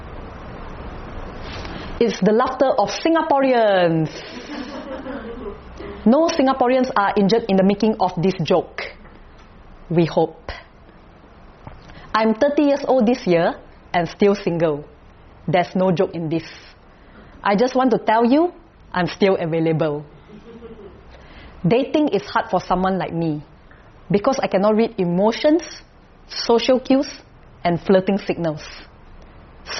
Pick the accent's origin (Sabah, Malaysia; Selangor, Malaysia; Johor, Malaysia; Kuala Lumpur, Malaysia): Kuala Lumpur, Malaysia; I'm from Kuala Lumpur, Malaysia.